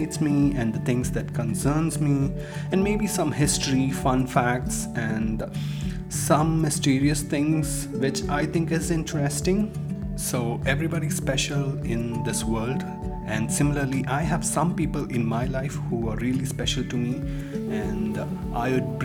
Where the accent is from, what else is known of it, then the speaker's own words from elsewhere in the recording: Chennai, Tamil Nadu, India; now in Oman; I'm from India basically. I come from the southern part of India, which is Chennai